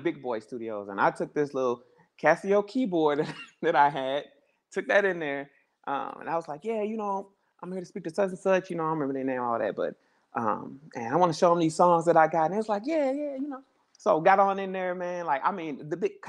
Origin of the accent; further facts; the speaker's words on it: Mississippi, United States; moved away; also born or lived in St. Louis, Missouri; I'm from Mississippi.